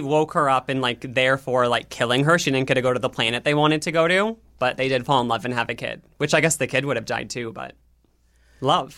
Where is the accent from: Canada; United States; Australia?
United States; Nebraska; I'm from Nebraska, a small town